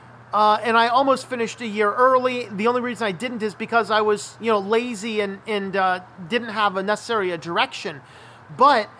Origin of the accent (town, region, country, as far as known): United States